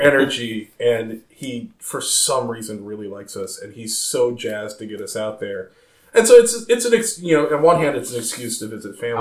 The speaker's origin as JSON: {"language": "English", "region": "Maryland", "country": "United States", "tie": "born or raised there", "also_born_or_lived": "Chicago, Illinois", "said": "I'm originally from Chicago. I, I moved here uh, in the, the very early '90s. Um, my so all my formative years were, were here in Maryland"}